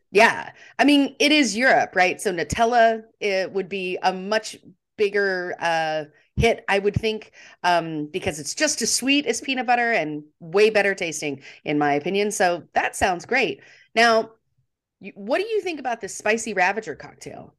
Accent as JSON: {"language": "English", "country": "United States", "said": "we're Americans"}